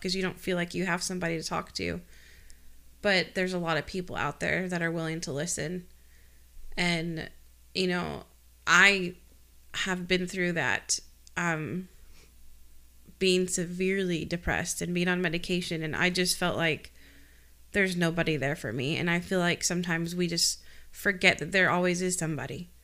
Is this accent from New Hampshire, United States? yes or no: yes; Rindge, New Hampshire, United States; Ringe, New Hampshire. I, R, K, Ringe, R I N D G E, New Hampshire